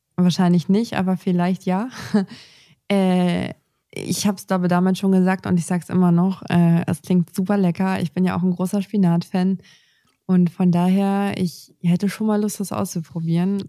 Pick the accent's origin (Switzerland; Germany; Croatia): Germany; Northern Germany; bei uns im Norden